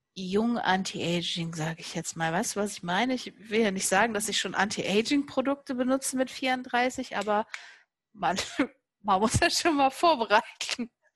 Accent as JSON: {"language": "German", "town": "Cologne", "region": "North Rhine-Westphalia", "country": "Germany", "said": "ich komme ja aus Köln"}